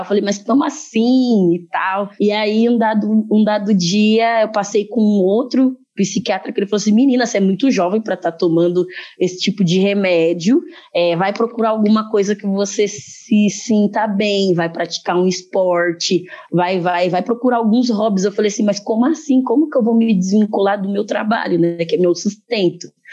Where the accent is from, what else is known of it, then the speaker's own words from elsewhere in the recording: Brazil; Eu nasci no Brasil